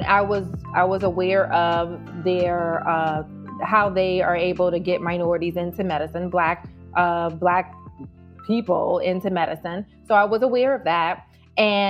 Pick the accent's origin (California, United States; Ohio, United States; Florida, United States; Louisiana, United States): Louisiana, United States; moved away as an adult; now in New York, United States; I'm from Louisiana